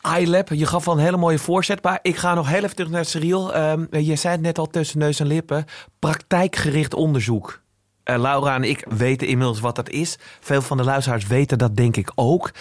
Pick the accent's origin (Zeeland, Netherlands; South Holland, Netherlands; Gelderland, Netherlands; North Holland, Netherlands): North Holland, Netherlands; Amsterdam; Ik ben geboren in Amsterdam, getogen. Ik ga er nooit meer weg